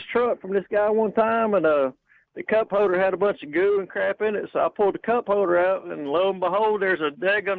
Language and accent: English; Birmingham, Alabama, United States; I'm from Birmingham, but I'm traveling right now.